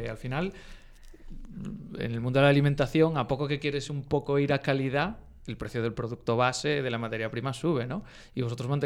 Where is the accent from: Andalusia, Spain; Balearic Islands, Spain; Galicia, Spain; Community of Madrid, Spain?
Galicia, Spain; Vigo; now in Santiago de Compostela, Spain; yo nací en Vigo, pues hombre, no vamos a decir nada en contra de Vigo. Aunque bueno, soy, soy santiagués desde, mucho, desde hace mucho tiempo.